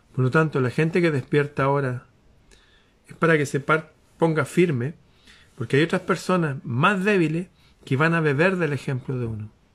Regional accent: Chile; mi país

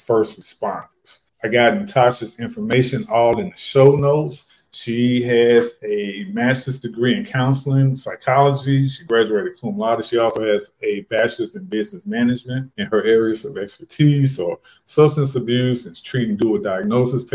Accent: St. Louis, Missouri, United States; I retired as a COVID fire medic from my hometown of St. Louis, Missouri during the pandemic

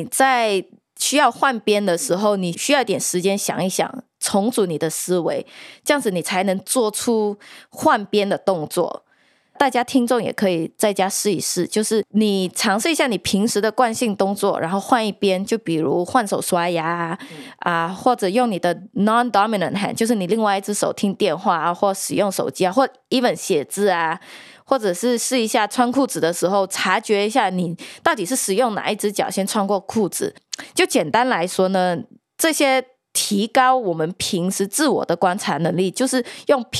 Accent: New York, United States; 我们都是纽约人嘛，我们时常要赶很多很多的 deadline

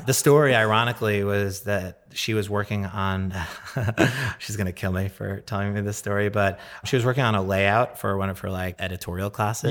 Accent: New York, United States; growing up in New York and being a New Yorker

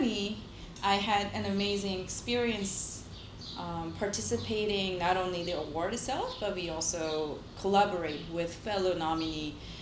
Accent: South Korea; moved away as an adult; now in United States; I speak very little, and I'm from Korea

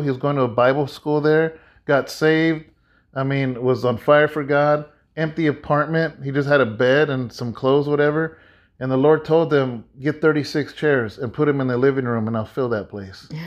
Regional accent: California, United States; also born or lived in Texas; I'm from California

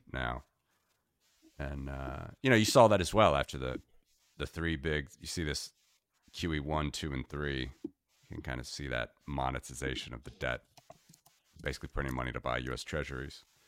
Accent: United States; moved away as an adult; being an American living abroad for many years now

